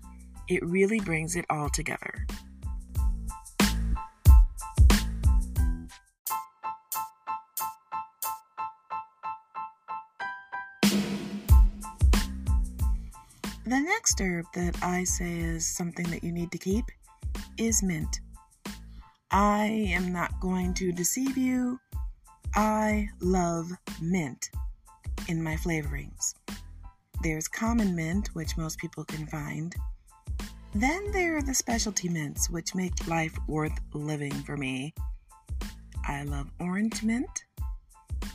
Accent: Detroit, Michigan, United States; I'm from Detroit, and my people are from Oklahoma, Mississippi, and Arkansas.

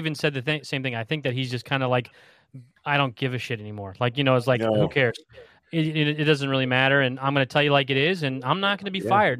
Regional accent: Evansville, Indiana, United States; moved away; I'm originally from Evansville

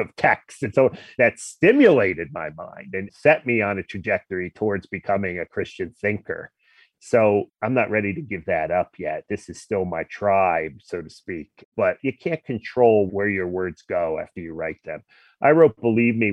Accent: New Jersey, United States; I grew up in New Jersey, a very secular place.

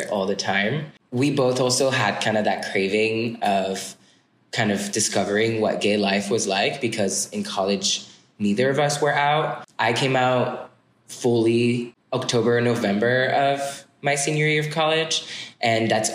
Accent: suburbs of Paris, Île-de-France, France; English is a second language; moved away as an adult; now in United States; I'm like from a small suburbs of Paris, like 20 minutes west of the city.

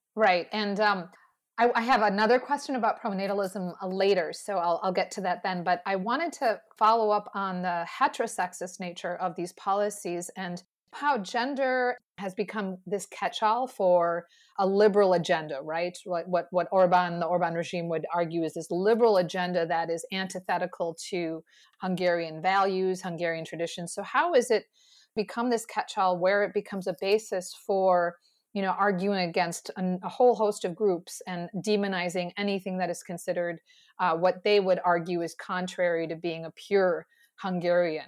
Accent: United States; speaking as an American

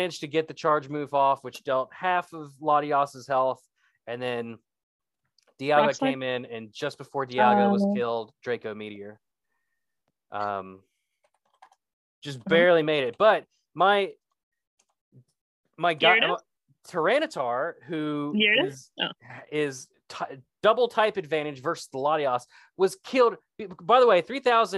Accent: West Virginia, United States; I'm from West Virginia

